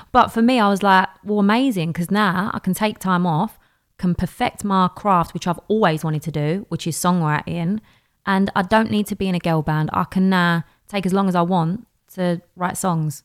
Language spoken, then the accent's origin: English; London, United Kingdom; accent: Cockney; I'm from Bow.